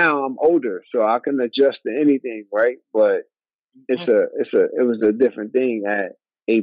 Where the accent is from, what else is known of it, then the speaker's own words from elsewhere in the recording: New York, United States; moved away as an adult; also born or lived in Minnesota; I grew up in New York in a melting pot where it was black, white, Chinese, Puerto Rican, Italian, all different type of races.